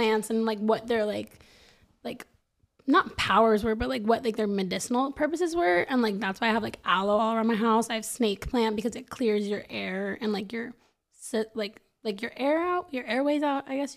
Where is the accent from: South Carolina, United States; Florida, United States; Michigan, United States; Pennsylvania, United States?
Florida, United States; Boca Raton; also born or lived in New York; I grew up in New York and I moved to Boca when I was 7